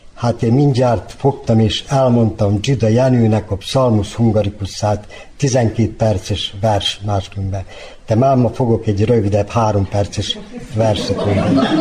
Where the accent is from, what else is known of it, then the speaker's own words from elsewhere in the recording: Sajan, Vojvodina, Serbia; accent: Banat dialect; also born or lived in Srbobran / Bačka Topola; now in Novi Sad, Serbia; Szajánba születtem, kis Bánáti falu ott láttam meg a világot